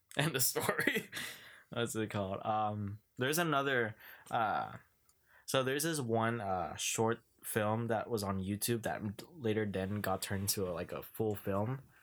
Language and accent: English; Philippines; I'm Filipino.